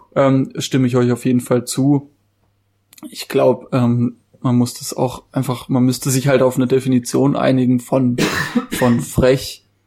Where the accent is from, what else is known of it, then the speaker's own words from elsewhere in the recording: Baden-Württemberg, Germany; bei uns in Baden-Württemberg